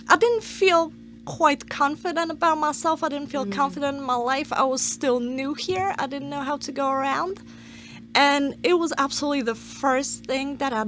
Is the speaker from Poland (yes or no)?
yes; Poland; moved away as an adult; now in United States; I'm from Poland. I've only been here for 7 years